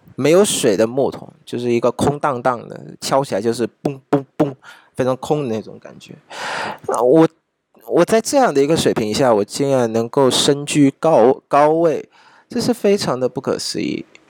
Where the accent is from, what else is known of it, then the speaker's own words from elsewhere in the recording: Vietnam; 我们越南这边的越南中央国民大，国民经济大学的学长